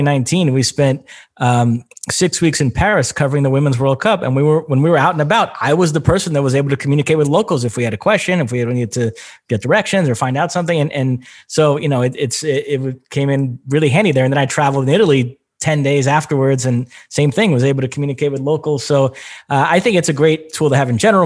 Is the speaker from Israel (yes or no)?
no; Brazil; English is a second language; moved away; also born or lived in United States; I was born and raised in Brazil, so I speak Portuguese, and then obviously lived in the United States for many years